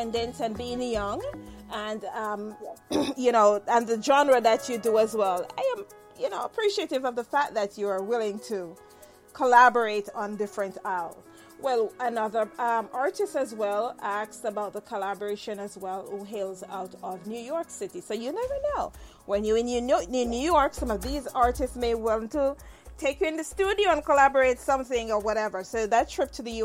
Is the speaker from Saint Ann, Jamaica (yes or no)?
no; Saint Mary, Jamaica; also born or lived in Spanish Town; I was born in St. Mary